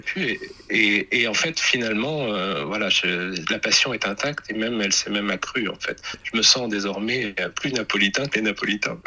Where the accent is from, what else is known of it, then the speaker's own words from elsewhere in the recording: Normandy, France; moi je viens de Normandie, je suis un homme de la pluie